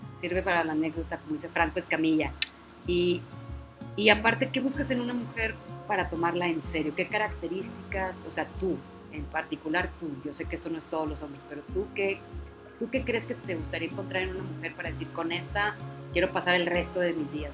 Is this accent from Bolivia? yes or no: no; Monterrey, Nuevo León, Mexico; now in Valle Hermoso, Mexico; yo soy de Monterrey